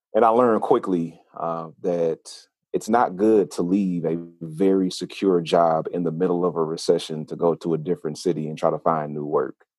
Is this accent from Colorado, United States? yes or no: no; Oakland, California, United States; moved away as an adult; also born or lived in Huntsville, Alabama / Atlanta; I'm a I'm a city kid raised in a country household because I was born in Oakland, California